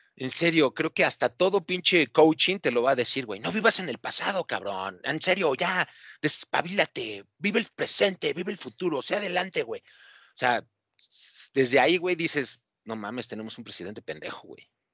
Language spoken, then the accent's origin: Spanish; Mexico; soy mexicano